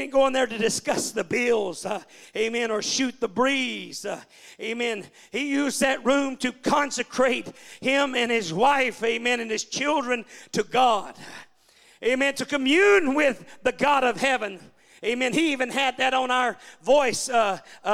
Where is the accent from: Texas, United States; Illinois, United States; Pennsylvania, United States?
Texas, United States; Balch Springs; moved away as an adult; also born or lived in California; now in Yukon, United States; I come from Balk Springs. That's the poor side of town